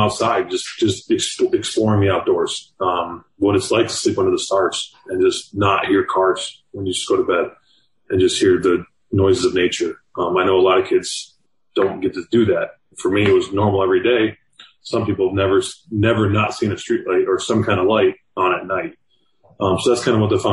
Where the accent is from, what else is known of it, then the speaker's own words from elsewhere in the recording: Michigan, United States; moved away as an adult; now in Miami, United States; I'm from Michigan